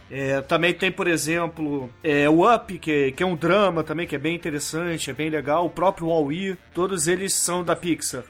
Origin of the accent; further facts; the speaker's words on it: Brazil; Principalmente na nossa infância aqui no Brasil